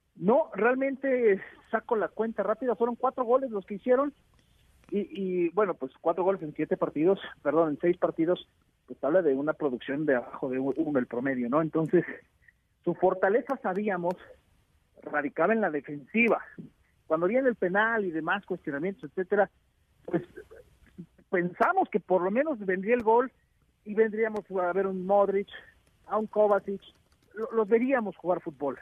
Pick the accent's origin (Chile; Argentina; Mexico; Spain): Mexico; yo soy su primo mexicano